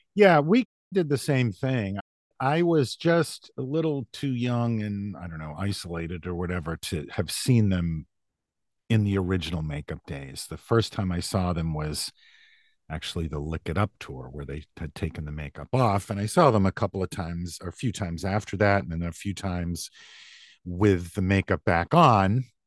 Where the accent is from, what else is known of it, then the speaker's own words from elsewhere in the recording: Massachusetts, United States; also born or lived in New Hampshire; I I was born in New Hampshire, but I grew up in Massachusetts, about an hour outside of Boston, in what was at the time a pretty small rural town.